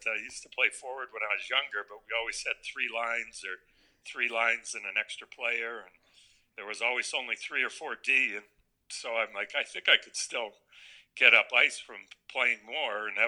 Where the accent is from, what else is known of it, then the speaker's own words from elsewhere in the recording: Connecticut, United States; also born or lived in Corpus Christi, Texas / California / Washington; I grew up in Connecticut since I was six years old